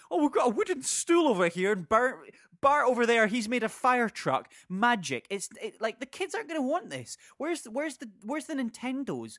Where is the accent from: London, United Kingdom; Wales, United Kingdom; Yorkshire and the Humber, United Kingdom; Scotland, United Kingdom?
Scotland, United Kingdom; as an eight-year-old growing up in Scotland